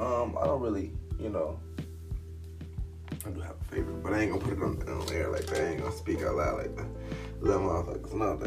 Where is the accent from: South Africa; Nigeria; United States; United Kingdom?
United States; Chicago, Illinois; I am from Chicago, raised here, born here, done my dirt here.